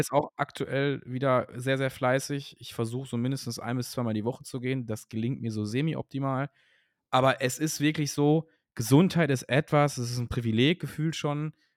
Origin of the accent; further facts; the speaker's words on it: Cologne, North Rhine-Westphalia, Germany; Köln, also meine Geburtsstadt